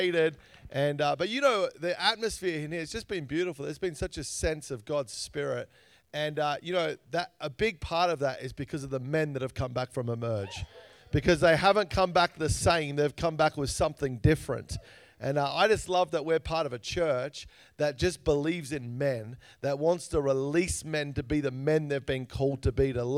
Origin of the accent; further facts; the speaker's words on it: Australia; I grew up in Australia. You probably realize I sound a little different